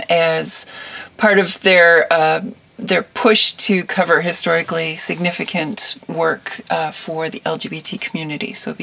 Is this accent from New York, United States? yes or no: no; Wisconsin, United States; born there; also born or lived in Illinois; So I was born in Wisconsin and then we moved around quite a bit. We had a farm in Illinois for a while. And we grew sweet corn and watermelons, and it was a very small farm.